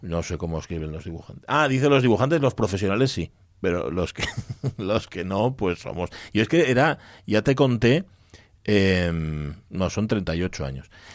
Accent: Gijón, Asturias, Spain; los que somos de Gijón

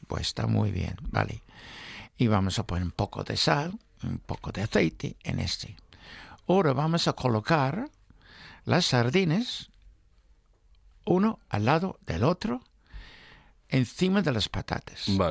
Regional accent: England, United Kingdom; now in Spain; en mi juventud. No había bonito, solo en latas en Inglaterra

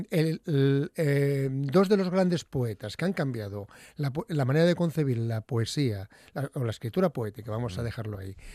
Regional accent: Mieres, Asturias, Spain; born there; also born or lived in Pamplona / Gijón; now in Oviedo, Spain; Yo nací en Mieres porque em, soy el, el, que, el, último de la familia que nació en casa.

